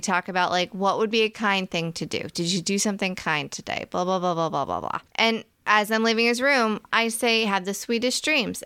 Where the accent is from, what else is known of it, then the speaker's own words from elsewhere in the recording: Virginia, United States; Virginia, which is where we're from